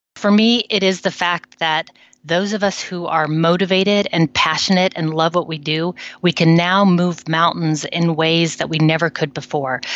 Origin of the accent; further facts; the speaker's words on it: United States; now in Netherlands; I'm an American living in the Netherlands for a long time now